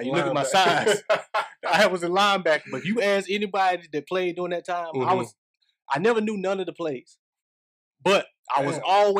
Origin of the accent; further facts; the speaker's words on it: Laurinburg, North Carolina, United States; LBG, Laurinburg. So Laurinburg. If you know me, I come from Country Club Estates.